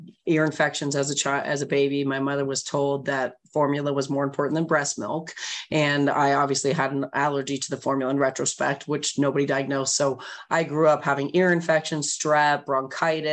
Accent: Bay Area, California, United States; I grew up in the Bay Area, which is a very alternative place

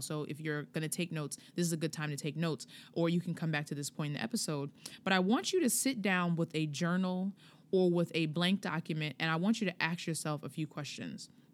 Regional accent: Hempstead, New York, United States; I'm from Hempstead

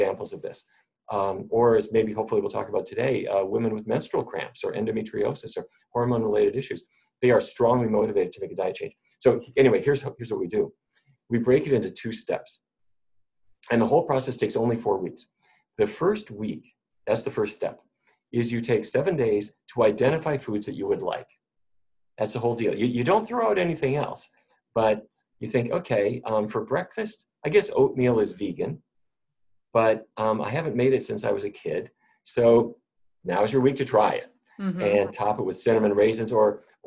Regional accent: North Dakota, United States; I grew up in North Dakota.

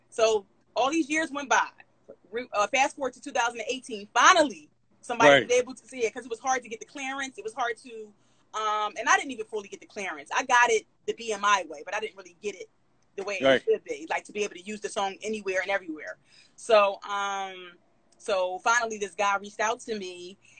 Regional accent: Philadelphia, Pennsylvania, United States; I'm Black, I'm from Philly, and I'm a rapper.

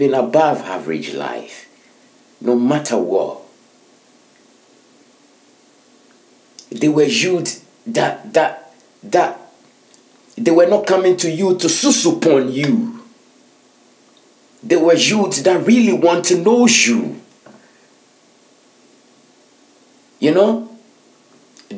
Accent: Ghana; now in Finland; I'm a Ghanaian

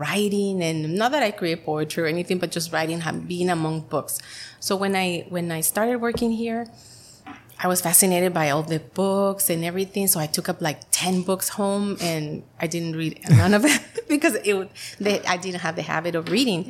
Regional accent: Mexicali, Baja California, Mexico; English is a second language; moved away as an adult; also born or lived in San Diego / San Jose; now in El Centro, United States; I grew up in Mexicali, and when I was 19 years old, we moved to El Centro

